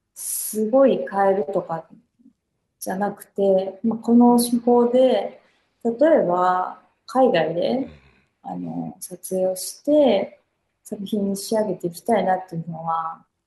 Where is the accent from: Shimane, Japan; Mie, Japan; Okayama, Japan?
Okayama, Japan; now in Tokyo, Japan; 私も岡山出身なんで